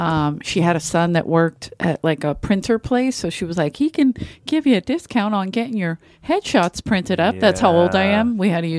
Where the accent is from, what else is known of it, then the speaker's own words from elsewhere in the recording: Philadelphia, Pennsylvania, United States; Love it. I'm from Philly. What's up?